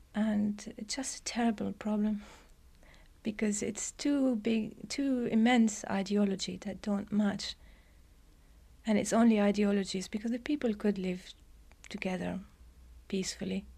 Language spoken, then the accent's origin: English; Beirut, Beirut Governorate, Lebanon; moved away; also born or lived in England; I was born in England, but I was brought up in, uh, the Lebanon, in Beirut in a boarding school.